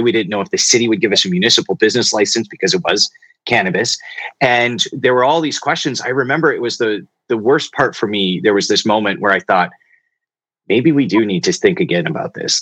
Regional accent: Two Hills, Alberta, Canada; I, I, spent most of my childhood in a small town called Two Hills, Alberta

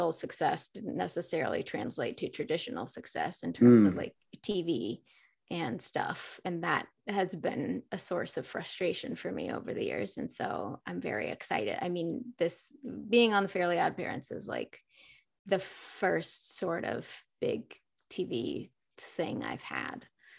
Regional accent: Fayetteville, Arkansas, United States; now in Los Angeles, United States; I'm from Arkansas, but I've lived in LA for quite a few years now.

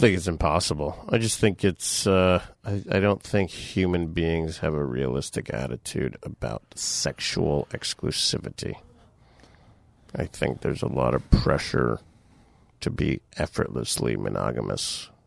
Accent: Boca Raton, Florida, United States; moved away; growing up in Florida, being very bored

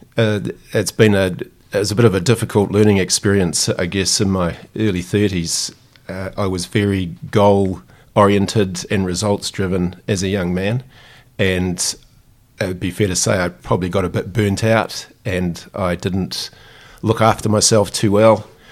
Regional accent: New Zealand; as a Kiwi

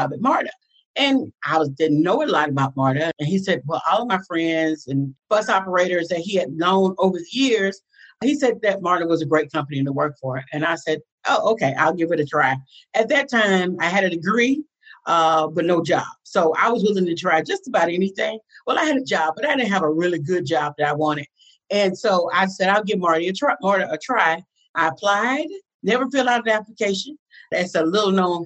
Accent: Atlanta, Georgia, United States; I was raised in Atlanta. I am a Grady baby

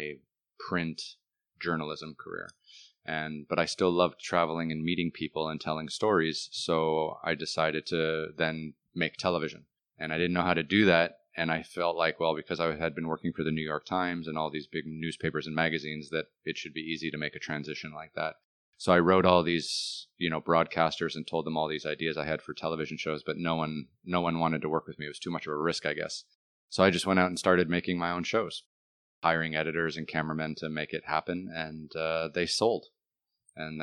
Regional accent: Toronto, Ontario, Canada; moved away as an adult; also born or lived in China / Dubai; I grew up in Toronto, Canada, and, it was a wonderful place to live and grow up.

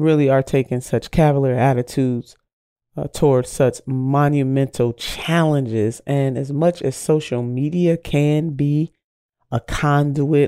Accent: Cleveland, Ohio, United States; I'm a homegirl, born and raised in Cleveland

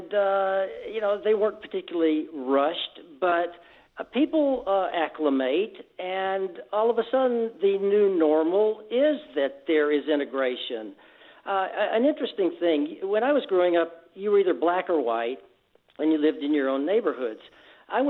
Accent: Birmingham, Alabama, United States; moved away as an adult; also born or lived in Texas / Houston; now in San Diego, United States; I grew up in Alabama. I went through high school in Birmingham

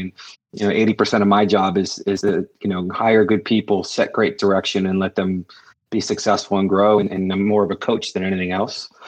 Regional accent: Cape Cod, Massachusetts, United States; I'm from the Cape

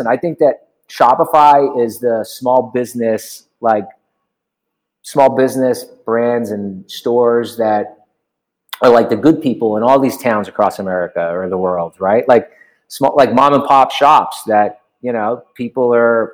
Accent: Huntington, New York, United States; moved away as an adult; now in Los Angeles, United States; I grew up in Long Island, Huntington, New York

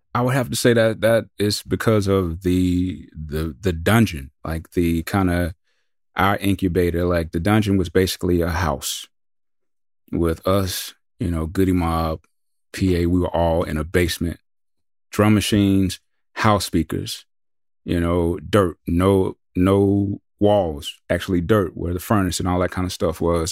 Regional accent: the South, United States; we're from the South

